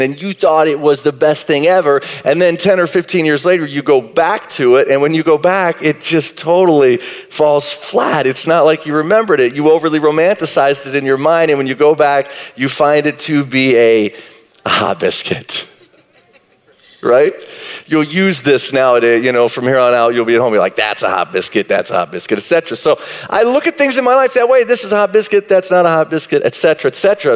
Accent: Marshall, Texas, United States; I grew up in East Texas, Marshall, Texas, a little town south of Texarkana

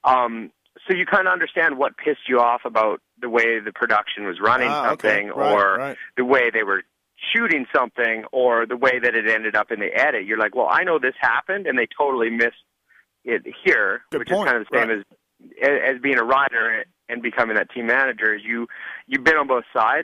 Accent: Canada; being Canadian

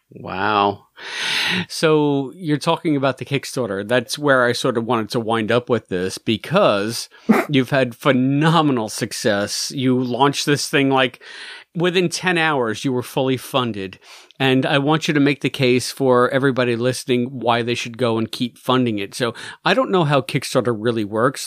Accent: United States; As an American

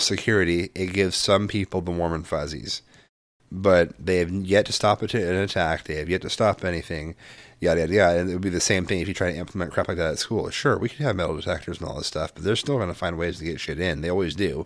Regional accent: Midwest, United States; moved away; also born or lived in West Coast; I grew up partially in the Midwest

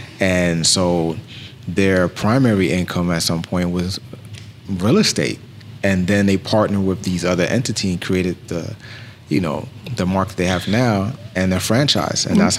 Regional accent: Bronx, New York, United States; And I'm from New York, too, as well.

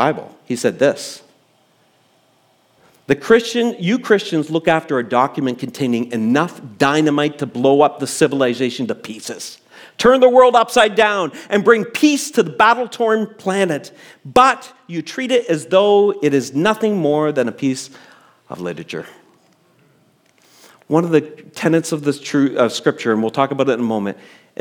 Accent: Canada; before I'm a Canadian, I have citizenship elsewhere

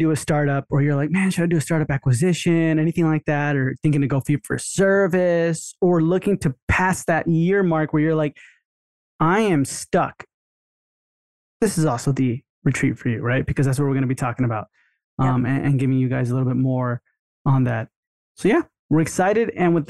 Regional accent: Texas, United States; I grew up in Texas

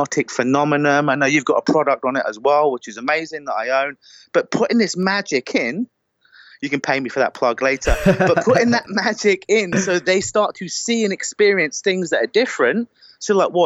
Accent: United Kingdom; accent: British; They love my beautiful British accent.

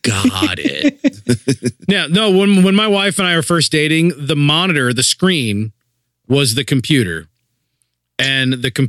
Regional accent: Springfield, Ohio, United States; moved away; my hometown, Springfield, Ohio.

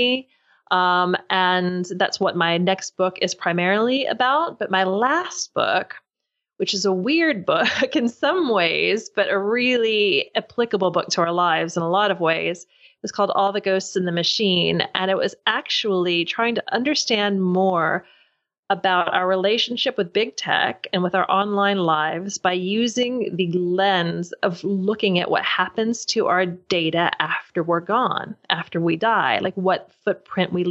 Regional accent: Louisville, Kentucky, United States; now in London, United Kingdom; I do live in London, although I'm originally from Louisville, Kentucky.

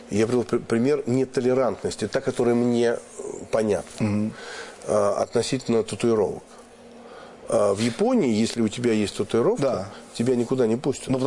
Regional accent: Moscow, Russia; Например, что такое москвич? Вот я там коренной москвич вообще там все мои родственники, все да, далеко, давно и так далее.

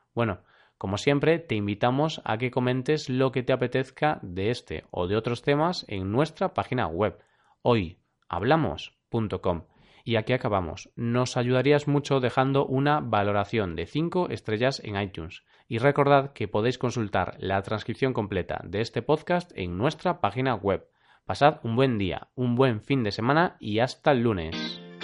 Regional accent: Galicia, Spain; Yo soy gallego

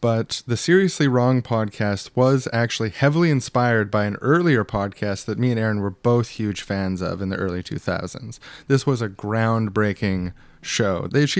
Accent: Canada

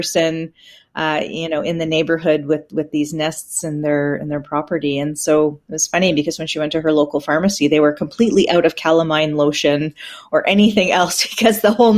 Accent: Peterborough, Ontario, Canada; I'm from Peterborough

